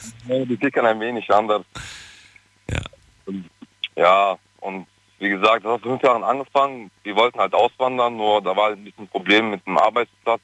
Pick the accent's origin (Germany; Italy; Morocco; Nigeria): Germany; Cologne, North Rhine-Westphalia; moved away as an adult; now in Switzerland; ich komme eigentlich aus Köln